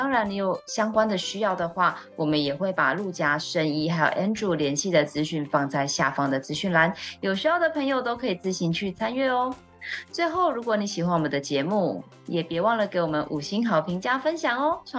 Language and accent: Chinese; Taiwan; 我身为台湾人